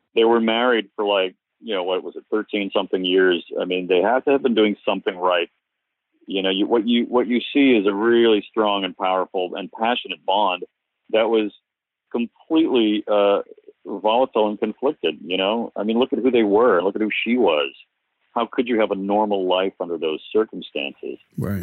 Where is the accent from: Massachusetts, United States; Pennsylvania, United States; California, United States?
Massachusetts, United States; Cape Cod; I grew up on Cape Cod